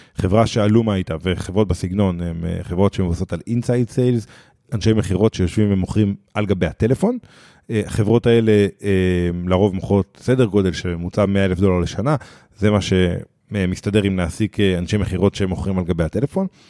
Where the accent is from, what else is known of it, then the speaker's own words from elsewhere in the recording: Israel; אנחנו אה, כישראלים